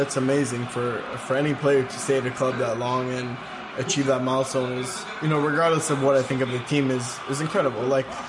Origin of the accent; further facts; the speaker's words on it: England, United Kingdom; when I pick my England squad, because I am English, I will pick Stevie G over Lampard all the time.